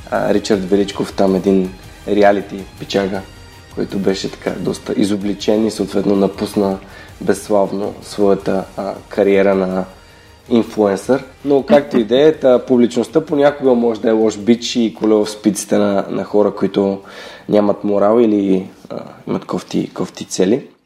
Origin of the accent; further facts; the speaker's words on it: Gorna Oryahovitsa, Veliko Tarnovo Province, Bulgaria; аз съм наполовина от Горна Ляховица.